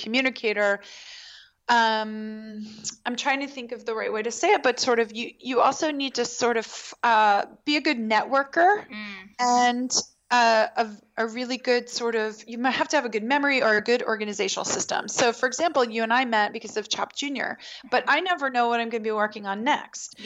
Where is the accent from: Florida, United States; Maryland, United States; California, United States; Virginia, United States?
Maryland, United States; Baltimore; I grew up in Baltimore